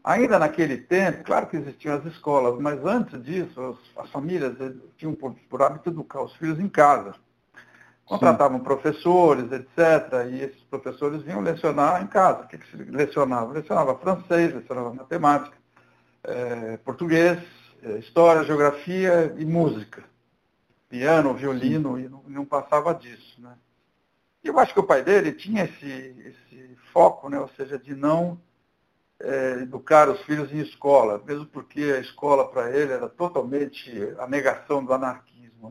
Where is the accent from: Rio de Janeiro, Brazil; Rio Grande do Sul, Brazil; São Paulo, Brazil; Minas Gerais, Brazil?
São Paulo, Brazil; Santos; Eu sou de Santos, São Paulo